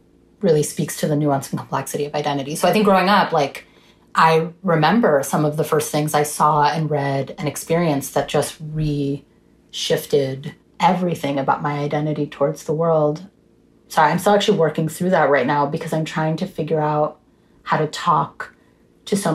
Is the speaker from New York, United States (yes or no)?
yes; New York, United States; growing up in the United States.